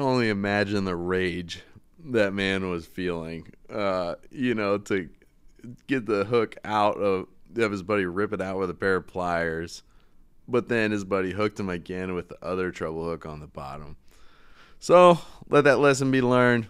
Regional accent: East Coast, United States; I'm from the East Coast

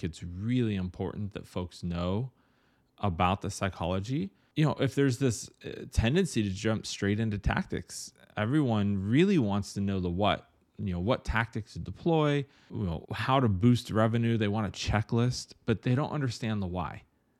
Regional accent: Ohio, United States; I grew up in Ohio, and 2 inches of snow was like, get your boots on and get to school.

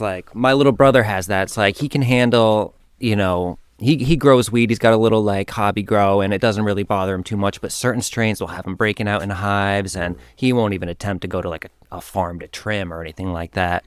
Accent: Whiting, Vermont, United States; moved away; I grew up in Vermont. I was born in Whiting, which is a small farm town

